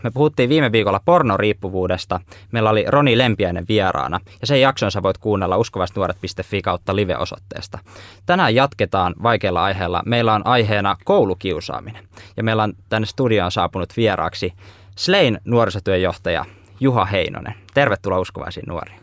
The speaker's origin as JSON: {"language": "Finnish", "town": "Laukaa", "region": "Central Finland", "country": "Finland", "said": "Mäkin olen nimittäin Laukaasta kotoisin"}